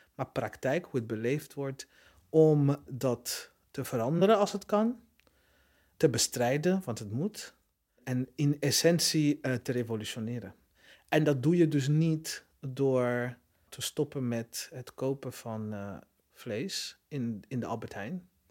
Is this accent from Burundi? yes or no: yes; Burundi; moved away; het land waar ik vandaan kom, Burundi.